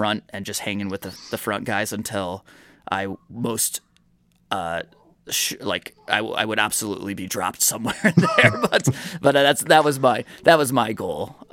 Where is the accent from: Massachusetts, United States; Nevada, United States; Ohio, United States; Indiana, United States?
Indiana, United States; moved away as an adult; now in Michigan, United States; I've only lived in Michigan since 2018, so I grew up in Indiana.